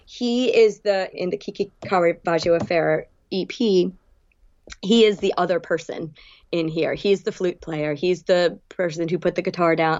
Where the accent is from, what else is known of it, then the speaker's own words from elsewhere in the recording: New England, United States; moved away as an adult; also born or lived in Bridgewater / New York / Gulf Shores, Alabama; now in South Florida, United States; growing up in New England